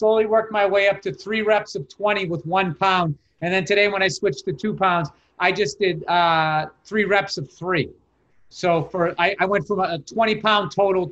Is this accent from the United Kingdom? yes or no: no; Massachusetts, United States